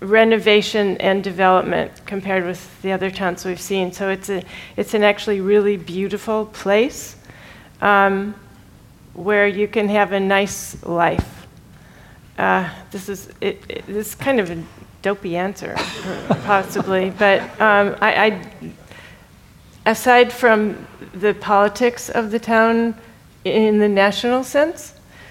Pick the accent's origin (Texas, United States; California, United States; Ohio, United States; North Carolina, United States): Ohio, United States; moved away; From growing up in Ohio